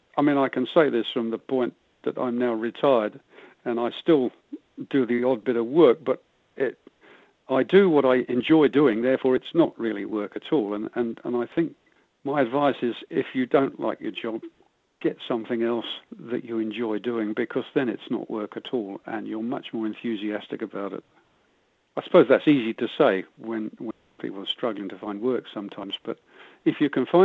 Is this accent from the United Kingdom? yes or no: yes; United Kingdom; moved away as an adult; now in Cardrona, New Zealand; you can probably tell from my accent I wasn't born here, but I've been here longer than I ever lived over in the UK. So I'm definitely a Kiwi now.